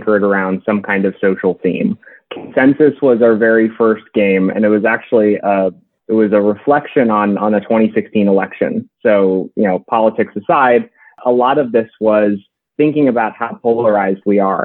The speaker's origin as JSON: {"language": "English", "region": "New Hampshire", "country": "United States", "tie": "born or raised there", "moved": "as an adult", "lives_now": "Washington, D.C., United States", "said": "I grew up in New Hampshire and a family of educators"}